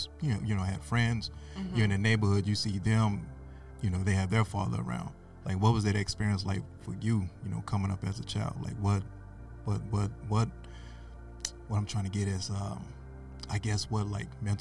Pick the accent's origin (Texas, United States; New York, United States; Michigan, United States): Texas, United States; I'm a country boy from Texas